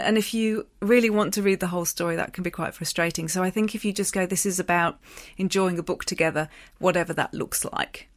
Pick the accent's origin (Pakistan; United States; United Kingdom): United Kingdom; England; accent: English; moved away; it brought out my English accent